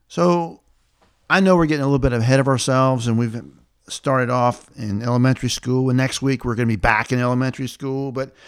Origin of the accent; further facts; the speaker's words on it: the South, United States; growing up in the South in the 60s, 70s, and 80s